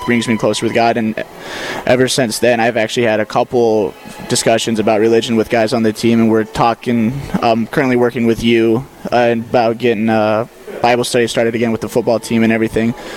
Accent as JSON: {"language": "English", "town": "Malta", "region": "Montana", "country": "United States", "moved": "yes", "said": "I'm from Malta, Montana, uh, about northeastern side of the state"}